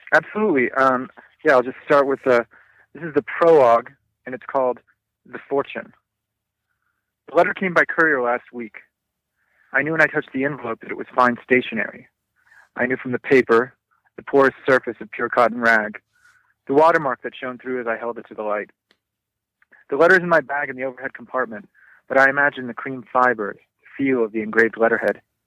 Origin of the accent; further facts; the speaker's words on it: Southern California, United States; I grew up in Southern California